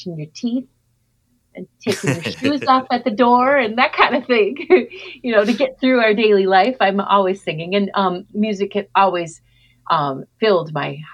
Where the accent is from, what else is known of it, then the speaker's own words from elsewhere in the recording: Minneapolis, Minnesota, United States; I'm from Minneapolis, Minnesota.